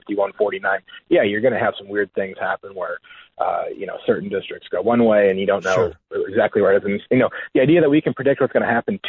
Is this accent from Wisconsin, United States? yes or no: yes; Wisconsin, United States; Wisconsin, my home state